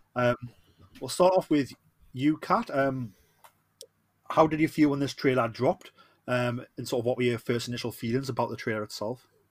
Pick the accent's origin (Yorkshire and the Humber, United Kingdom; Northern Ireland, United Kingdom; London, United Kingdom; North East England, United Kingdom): North East England, United Kingdom; Newcastle upon Tyne; accent: Geordie; I am the Geordie